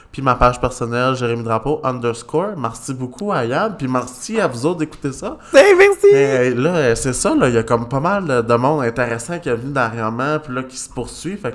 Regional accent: Magdalen Islands, Quebec, Canada; Tu sais, je viens des îles de la Madeleine. C'est pas facile nécessairement sortir de l'île, tu sais.

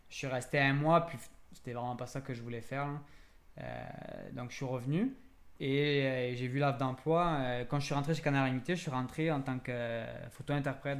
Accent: France; moved away as an adult; now in Quebec, Canada; je suis français d'origine, puis en processus d'immigration.

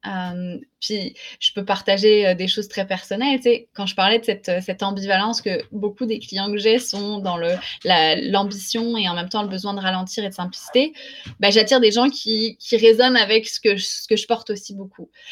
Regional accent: France; moved away as an adult; now in Quebec, Canada; je ne suis pas québécoise, je suis, euh, je française. J'ai émigré au Québec en 2002

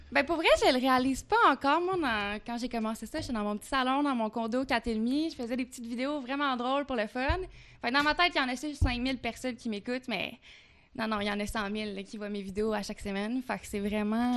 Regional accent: Quebec, Canada; accent: Québécois; Je suis une bonne Québécoise. J'ai un petit accent québécois

